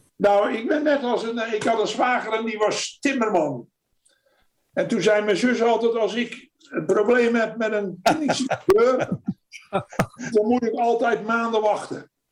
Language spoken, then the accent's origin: Dutch; Netherlands; first language Dutch; moved away as an adult; now in United States; En je doet als Nederlander eh, in het Nederlands